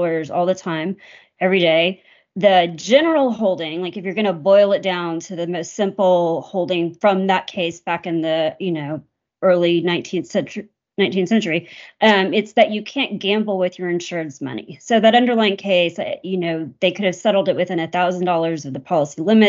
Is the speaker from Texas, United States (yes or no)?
yes; Texas, United States; I was born in Texas, have lived here most of my life.